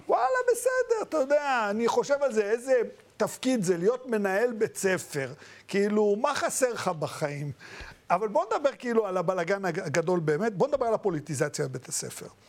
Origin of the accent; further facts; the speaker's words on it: Israel; also born or lived in Baghdad, Iraq; אני לא יליד הארץ, אני התחנכתי... צמחתי בארץ, הגעתי פה ב-71